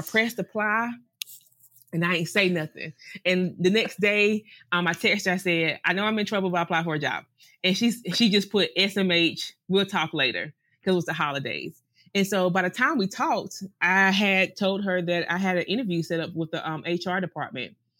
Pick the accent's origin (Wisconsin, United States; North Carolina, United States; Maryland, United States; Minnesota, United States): North Carolina, United States; moved away as an adult; also born or lived in Greenville, North Carolina; now in Sint Maarten; we're from the South